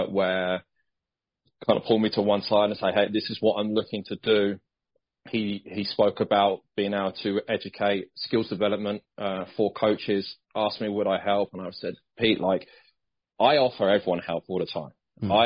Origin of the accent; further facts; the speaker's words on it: Bracknell, South East England, United Kingdom; moved away as an adult; also born or lived in Nottingham / Sheffield; I'm originally from Bracknell Way, and so is my wife